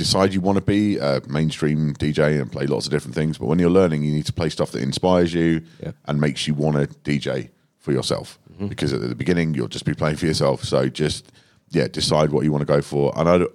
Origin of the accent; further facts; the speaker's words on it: United Kingdom; I'm British